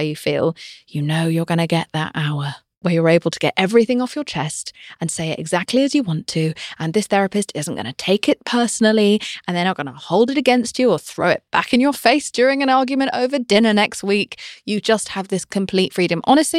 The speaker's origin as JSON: {"language": "English", "country": "United Kingdom", "said": "I'm British. We are told to never say how we're feeling about anything ever."}